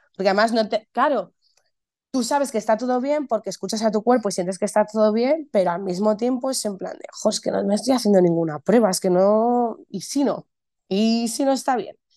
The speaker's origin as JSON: {"language": "Spanish", "town": "Madrid", "region": "Community of Madrid", "country": "Spain", "said": "soy actriz, eh, soy de Madrid, vivo en Madrid"}